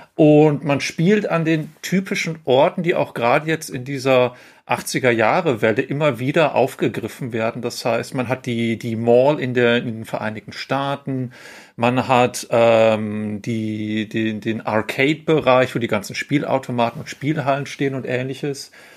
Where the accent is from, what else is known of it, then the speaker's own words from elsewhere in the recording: Ruhr area, North Rhine-Westphalia, Germany; moved away; ich komme ursprünglich aus dem Ruhrpott